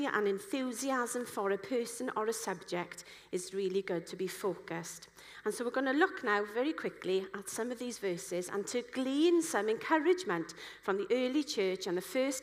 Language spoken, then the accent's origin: English; Wales, United Kingdom; I'm a Welsh person